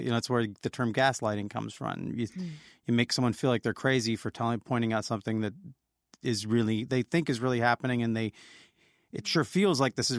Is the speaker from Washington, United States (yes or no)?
yes; Olympia, Washington, United States; in my hometown of Olympia